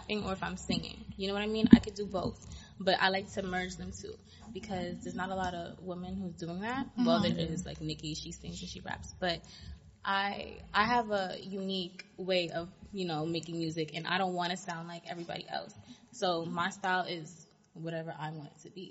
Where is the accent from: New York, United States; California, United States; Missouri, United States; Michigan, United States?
New York, United States; New York City; also born or lived in Canarsie, Brooklyn; I'm originally from Canarsie, but I grew up in Queens